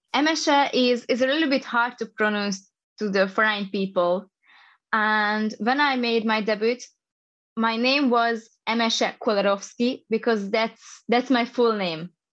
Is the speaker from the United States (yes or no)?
no; Hungary; I'm coming from Hungary. I'm just an East European girl.